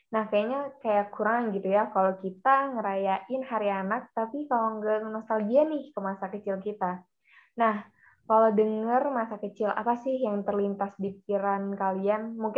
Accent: Banten, Indonesia; aku dari Banten itu biasanya sih kalau orang Banten tahu sih

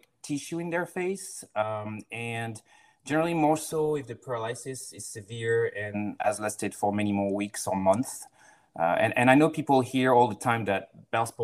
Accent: France; moved away as an adult; also born or lived in Florida, United States; now in Seattle, United States; I'm from France

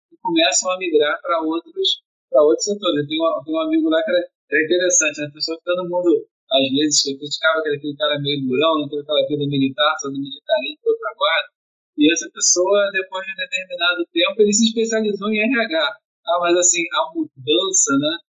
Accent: Rio de Janeiro, Brazil; moved away as an adult; now in Niterói, Brazil; eu sou carioca, né, mas eu, eu, moro em Niterói já há 15 anos

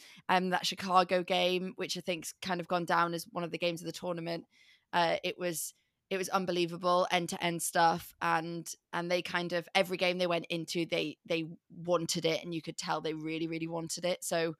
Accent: England, United Kingdom; I'm English

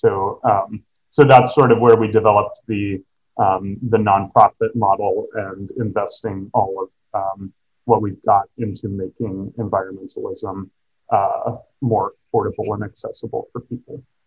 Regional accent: Midwest, United States; moved away as an adult; now in Seattle, United States; I grew up in the Midwest

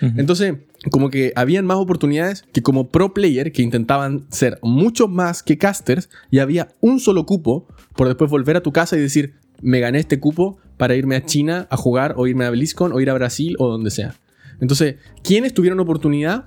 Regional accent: Chile; now in California, United States; yo no vivo en el país donde nací. Yo soy de Chile y vivo en Estados Unidos, en California

